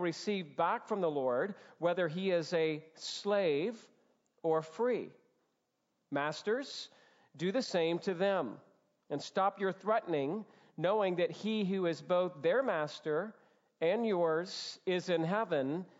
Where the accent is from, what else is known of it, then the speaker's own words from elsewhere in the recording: Georgia, United States; as a Southern boy, born and raised in Georgia